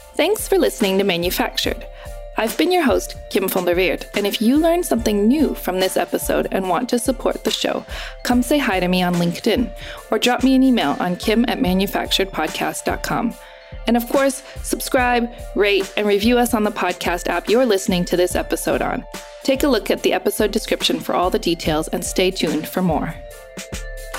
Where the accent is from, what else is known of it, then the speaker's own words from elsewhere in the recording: United States; accent: American; also born or lived in Cambodia; white women like me, who talk with an American accent